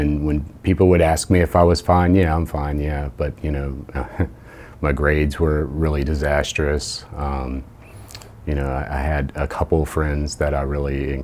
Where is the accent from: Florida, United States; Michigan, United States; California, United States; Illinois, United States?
Florida, United States; Jacksonville; moved away as an adult; also born or lived in Indiana / Chicago; I was born and raised in Jacksonville, Florida